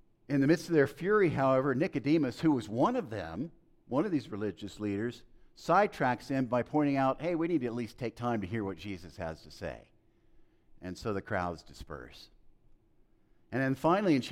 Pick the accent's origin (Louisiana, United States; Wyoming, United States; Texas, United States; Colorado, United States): Texas, United States; El Paso; growing up in El Paso, Texas, which I've talked about a lot, in the early 1960s